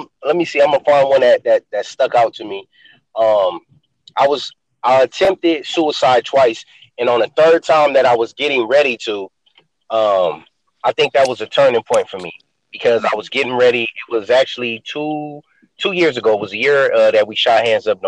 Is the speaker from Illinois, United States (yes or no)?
no; Los Angeles, California, United States; growing up in South Central Los Angeles, where I grew up on the east side